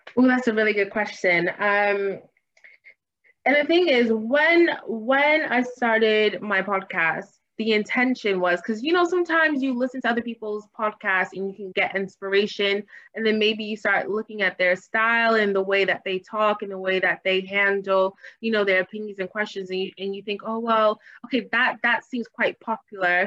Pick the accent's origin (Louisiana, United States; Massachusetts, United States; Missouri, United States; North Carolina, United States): Massachusetts, United States; Boston; moved away as an adult; also born or lived in Hampton, Virginia / Washington, District of Columbia, United States; now in London, United Kingdom; my hometown is Boston